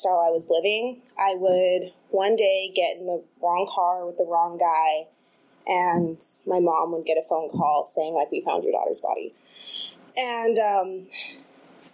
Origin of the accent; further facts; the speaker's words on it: Los Angeles, California, United States; now in Oakland, United States; originally from Los Angeles, and I grew up with a single mom.